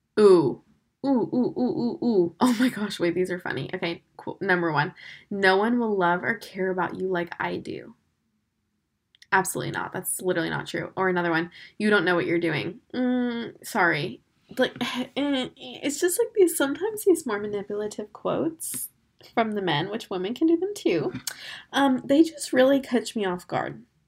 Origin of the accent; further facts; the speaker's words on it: Florida, United States; I'm from Florida.